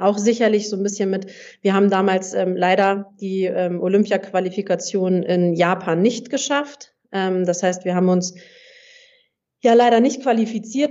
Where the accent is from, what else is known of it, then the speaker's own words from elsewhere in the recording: Hamburg, Germany; moved away as an adult; also born or lived in southern Germany; ich komme ursprünglich aus Hamburg und habe in Hamburg gespielt, habe da auch mein Abitur gemacht